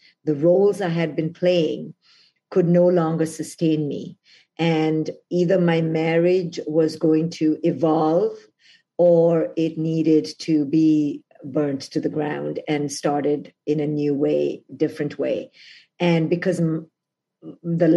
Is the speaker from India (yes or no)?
yes; India; moved away as an adult; now in United States; I came from India to America